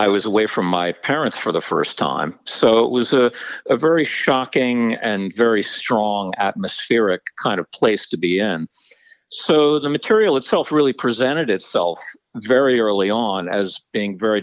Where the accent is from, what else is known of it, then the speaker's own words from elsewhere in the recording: New Jersey, United States; I grew up in New Jersey, and the boarding school itself was in New Jersey, too